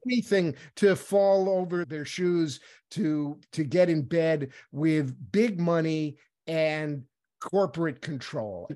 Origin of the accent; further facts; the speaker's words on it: New York, United States; moved away; I was from New York originally